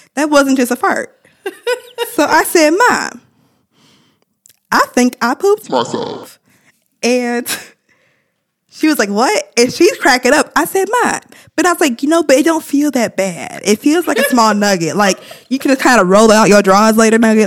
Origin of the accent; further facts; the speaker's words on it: Ann Arbor, Michigan, United States; growing up in Ann Arbor, I was exposed to so many different cultures